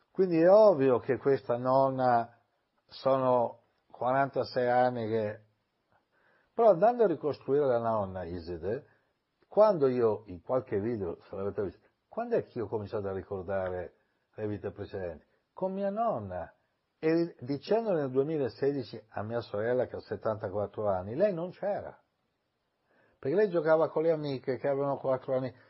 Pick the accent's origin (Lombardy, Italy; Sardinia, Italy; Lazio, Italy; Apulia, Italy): Lombardy, Italy; Milan; also born or lived in Ancona; i miei genitori sono andati a vivere a Milano, io ho vissuto con mia nonna, poi a sette anni sono andato a vivere a Milano